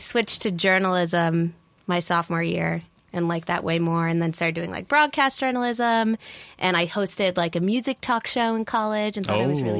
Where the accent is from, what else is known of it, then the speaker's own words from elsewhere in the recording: Bethlehem, New York, United States; now in New York City, United States; I'm from upstate New York, outside of Albany. And pretty much, I grew up upstate, but we also came down to the city a lot. So my stepmom worked down here. But overall, I'm from like right outside of Albany, Bethlehem.